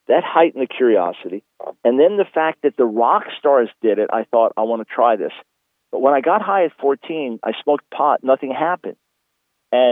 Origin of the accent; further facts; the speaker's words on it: Long Island, New York, United States; I was born in New York City in 1955, and we moved to Long Island, so the suburbs of New York City, when I was about 7 years old